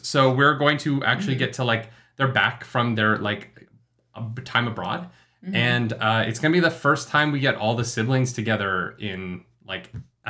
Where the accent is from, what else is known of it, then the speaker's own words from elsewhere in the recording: Calgary, Alberta, Canada; moved away; we're in Calgary, our hometown, with our parents for Christmas.